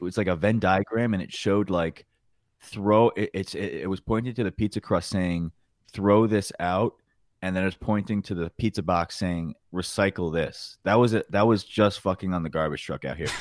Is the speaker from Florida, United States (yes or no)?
no; New York, United States; moved away as an adult; growing up in New York